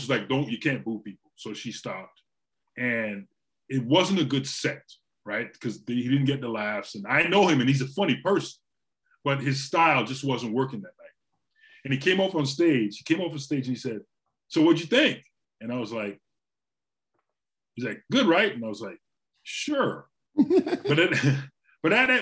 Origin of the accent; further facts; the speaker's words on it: Trinidad & Tobago; also born or lived in Orlando, United States; now in United States; I grew up in Trinidad. So I grew up till about the 80s.